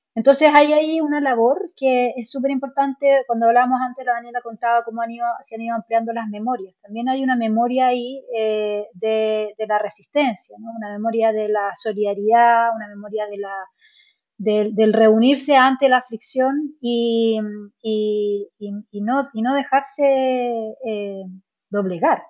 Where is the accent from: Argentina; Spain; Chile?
Chile